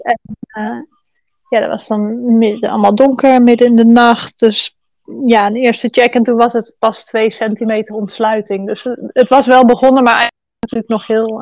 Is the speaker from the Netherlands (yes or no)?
yes; Netherlands; moved away as an adult; now in Bali, Indonesia; geboren in Nederland